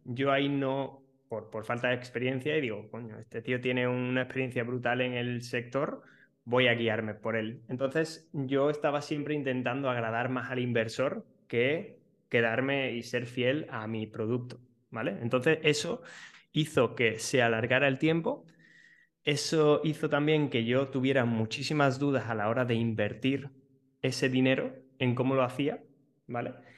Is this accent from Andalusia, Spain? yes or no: yes; Seville, Andalusia, Spain; yo justo soy de, Sevilla